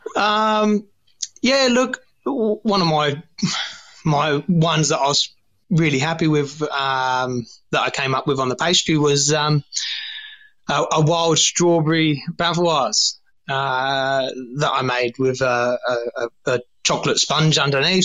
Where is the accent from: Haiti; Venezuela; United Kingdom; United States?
United Kingdom; England; moved away as an adult; now in Australia; I was born born in England, um, started washing up when I was thirteen, and and now I'm I'm I'm obviously stuck in Australia